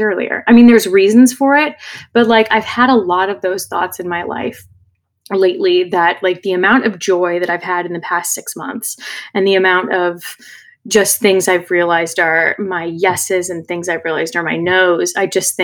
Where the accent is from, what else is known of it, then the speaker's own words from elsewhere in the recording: California, United States; growing up in California